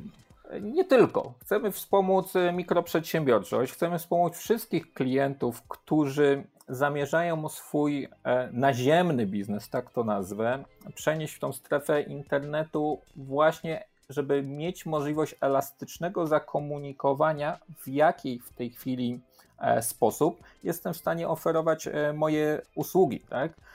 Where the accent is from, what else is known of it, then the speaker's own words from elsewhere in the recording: Łódź, Łódź Voivodeship, Poland; Ja pochodzę z Łodzi